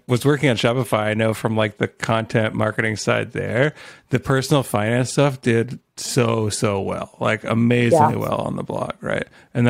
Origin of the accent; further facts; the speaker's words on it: Canada; I'm the Canadian